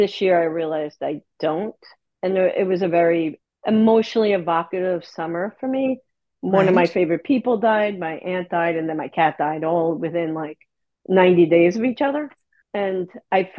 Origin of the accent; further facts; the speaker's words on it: New York City, New York, United States; also born or lived in Manhattan, New York; I was born and raised in Staten Island, New York